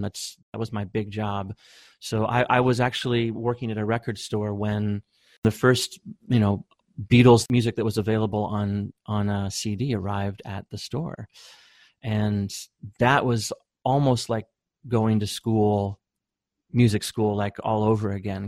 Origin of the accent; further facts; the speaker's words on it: Bellingham, Washington, United States; also born or lived in Seattle; we came from Bellingham and we were just in Bellingham doing our own thing